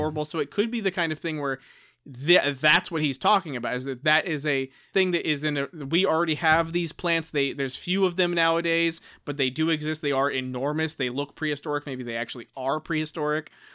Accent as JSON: {"language": "English", "country": "United States", "said": "I'm just an American."}